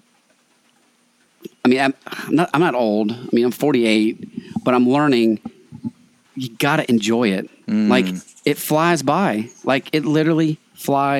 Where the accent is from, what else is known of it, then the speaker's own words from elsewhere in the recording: Tucker, Georgia, United States; I'm from Tucker, which is outside of Atlanta